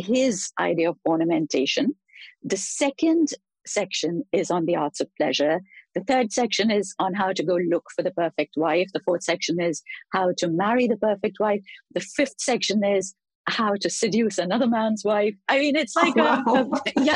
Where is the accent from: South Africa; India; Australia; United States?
India; having been born in India, grown up in India